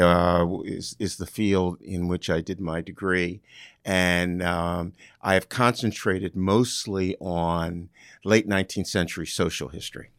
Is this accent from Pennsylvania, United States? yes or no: no; New Jersey, United States; now in Ohio, United States; I grew up in New Jersey